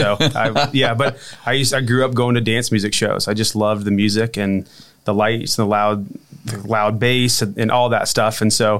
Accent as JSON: {"language": "English", "region": "Indiana", "country": "United States", "tie": "born or raised there", "said": "I grew up in Indiana."}